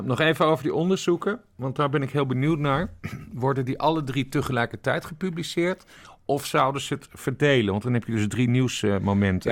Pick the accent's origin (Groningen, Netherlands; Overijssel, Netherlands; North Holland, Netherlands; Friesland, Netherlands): Friesland, Netherlands; Ik ben geboren en getogen Fries. Ik kom uit de Woorden. Ik ben een Wardpiek.